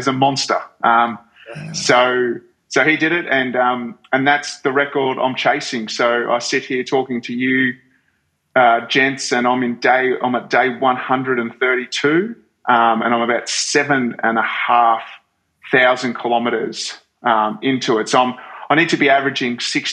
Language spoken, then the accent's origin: English; Brisbane, Queensland, Australia; also born or lived in Melbourne; Born in Brizzy